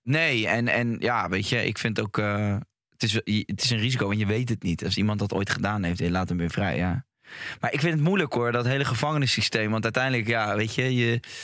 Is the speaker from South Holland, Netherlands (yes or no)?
yes; Rotterdam, South Holland, Netherlands; Ik ben opgegroeid in Rotterdam